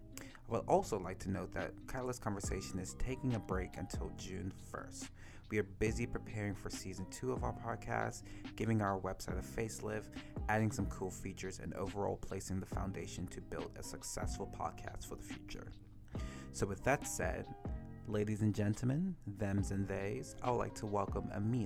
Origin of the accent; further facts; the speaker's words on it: Bermuda; moved away; my home country of Bermuda.